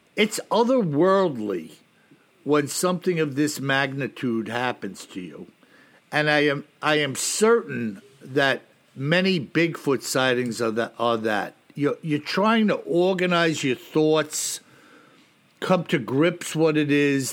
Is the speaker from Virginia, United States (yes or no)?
no; New York, United States; I'm from New York